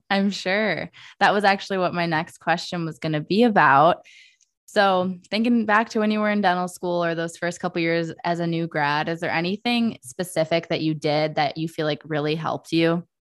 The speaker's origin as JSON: {"language": "English", "town": "Detroit", "region": "Michigan", "country": "United States", "tie": "born or raised there", "said": "in Metro Detroit, where I grew up"}